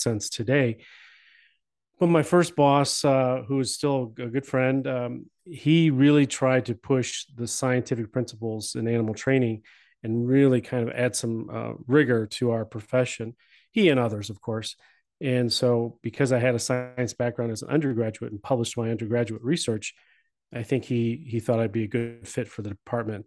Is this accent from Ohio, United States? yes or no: yes; Cleveland, Ohio, United States; I grew up in Cleveland, in the Cleveland area.